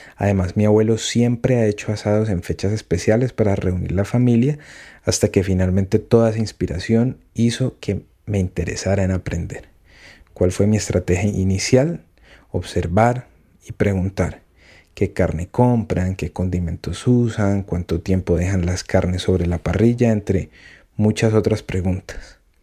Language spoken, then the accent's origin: Spanish; Colombia; mi país. Colombia.